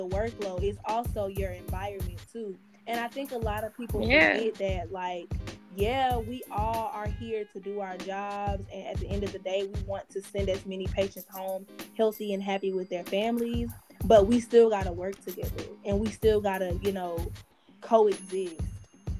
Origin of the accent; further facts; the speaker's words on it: Atlanta, Georgia, United States; I'm from Atlanta, but I wasn't born there